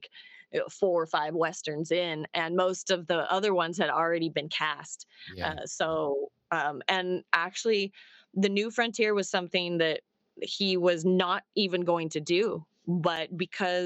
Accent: Arizona, United States; I'm from Arizona.

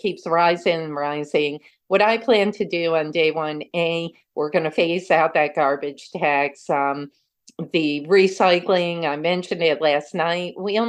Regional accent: Troy, New York, United States; as someone that's born and raised in Troy, I never left.

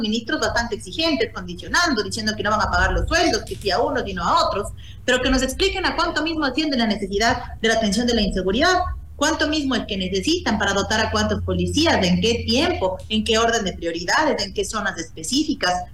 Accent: Mejía Canton, Pichincha, Ecuador; estuve en el Cantón Mejía, que es de donde yo soy

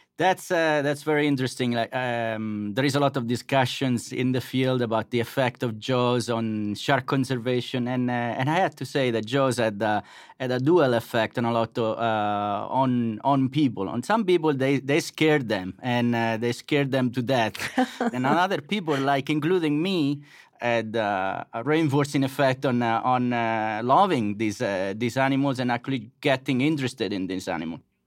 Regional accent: Macerata, Marche, Italy; moved away as an adult; now in Blacksburg, United States; I grew up in Macerata, which is a small town in the center part of Italy

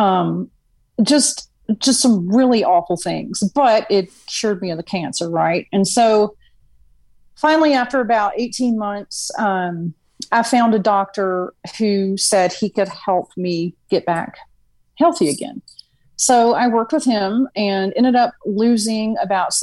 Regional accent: Virginia, United States; also born or lived in New Orleans; now in Houston, United States; I'm actually from Virginia. Born and raised there, and just made my way to Houston because of oil

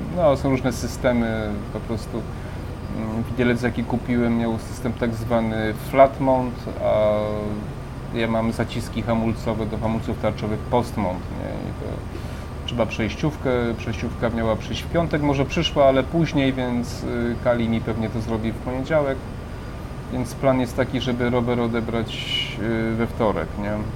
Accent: Przemyśl, Subcarpathian Voivodeship, Poland; moved away; ja tam niedaleko pochodzę z Przemyśla, prawda, spod Przemyśla

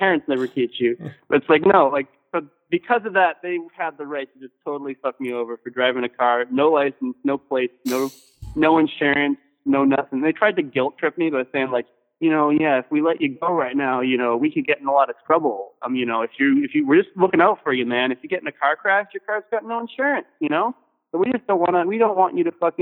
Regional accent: Maine, United States; I'm from Maine

